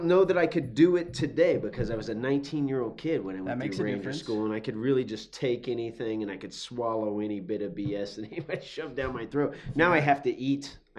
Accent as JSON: {"language": "English", "region": "Azores", "country": "Portugal", "tie": "born there", "said": "My dad was in the military. I was born in the Azores, which, Lodges Field Air Force Base."}